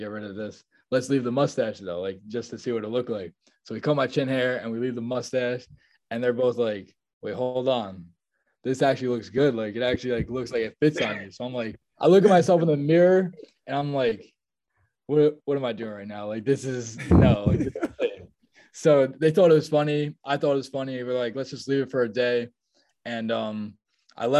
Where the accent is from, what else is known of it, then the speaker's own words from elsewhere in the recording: Nutley, New Jersey, United States; I'm from Nutley, New Jersey, which is like 20, 25 minutes away from my school